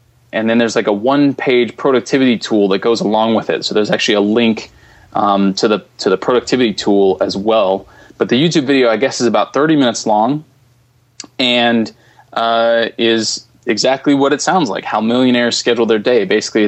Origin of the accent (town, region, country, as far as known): Philadelphia, Pennsylvania, United States; born or raised there